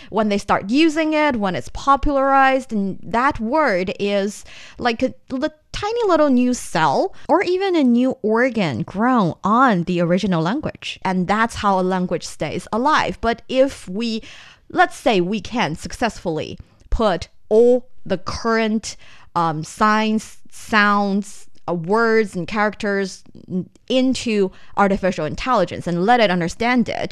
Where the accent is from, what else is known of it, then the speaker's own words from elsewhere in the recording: northern China, China; first language Mandarin; English is a second language; I grew up in the north part of the country